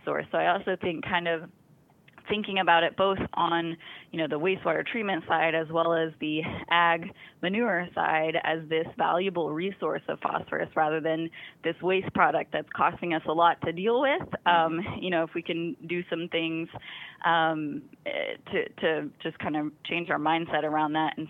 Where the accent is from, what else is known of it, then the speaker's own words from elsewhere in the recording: Arkansas, United States; moved away; also born or lived in Arizona; I'm from Arkansas, and every time I come home to visit